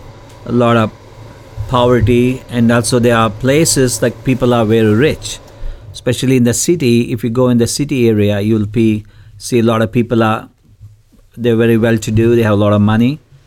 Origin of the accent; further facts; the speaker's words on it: Karnataka, India; I'm from Karnataka state.